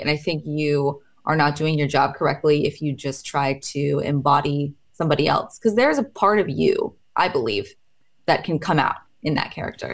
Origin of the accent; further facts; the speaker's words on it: Portland, Oregon, United States; I'm from Portland